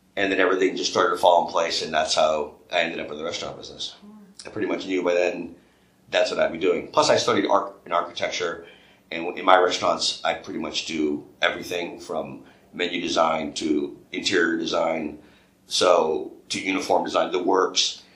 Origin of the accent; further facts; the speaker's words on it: New York, United States; growing up in New York and then having restaurants in New York City